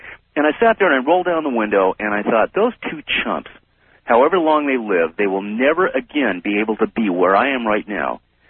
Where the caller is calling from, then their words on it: West Hollywood, California, United States; I'm calling from West Hollywood, California